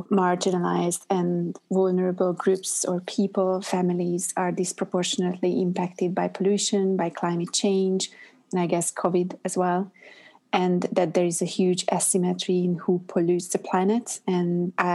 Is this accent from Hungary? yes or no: yes; Budapest, Hungary; English is a second language; moved away as an adult; also born or lived in Montreal, Canada / New York, United States; now in London, United Kingdom; I'm originally from Budapest, Hungary